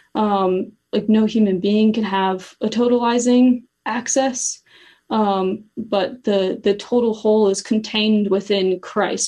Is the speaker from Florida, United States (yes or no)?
no; Cincinnati, Ohio, United States; also born or lived in Steubenville, Ohio; I grew up in Cincinnati and then I went to Steubenville for college